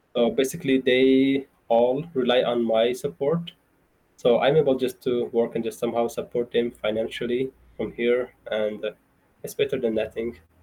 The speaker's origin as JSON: {"language": "English", "region": "central Afghanistan", "country": "Afghanistan", "tie": "born or raised there", "moved": "as an adult", "lives_now": "Idaho Falls, United States", "said": "I grew up in Afghanistan"}